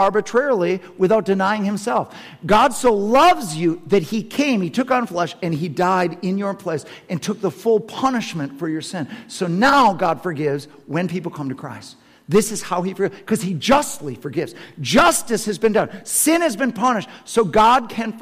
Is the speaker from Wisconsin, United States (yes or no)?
yes; Madison, Wisconsin, United States; I'm Madison, Wisconsin